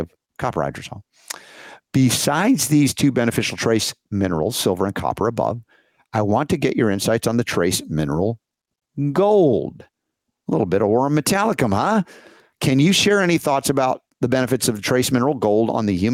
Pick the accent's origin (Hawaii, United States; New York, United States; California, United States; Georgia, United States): Georgia, United States; growing up in Georgia